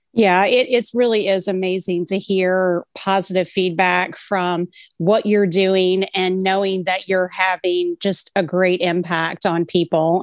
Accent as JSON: {"language": "English", "region": "Virginia", "country": "United States", "tie": "born or raised there", "said": "I'm a native Virginian and I love Virginia"}